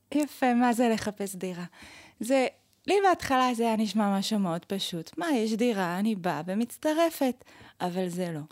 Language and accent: Hebrew; Bnei Brak, Tel Aviv District, Israel; moved away as an adult; now in Jerusalem, Israel; במקור אני מבני ברק